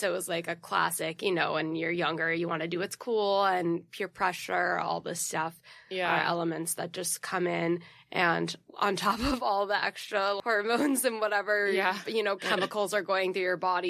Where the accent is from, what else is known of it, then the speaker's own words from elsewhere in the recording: New York City, New York, United States; also born or lived in Connecticut; I grew up born and raised Upper East Side.